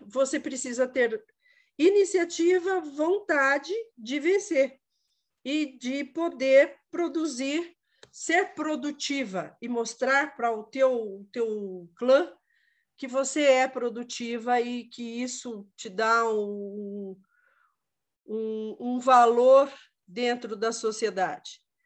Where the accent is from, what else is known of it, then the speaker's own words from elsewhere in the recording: Quatro Barras, Paraná, Brazil; Eu sou de Quatro Barras